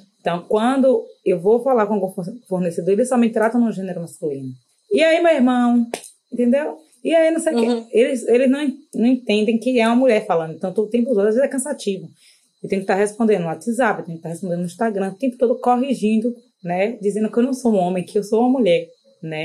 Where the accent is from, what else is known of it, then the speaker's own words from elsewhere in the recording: Salvador, Bahia, Brazil; sou daqui de Salvador, da cidade de Salvador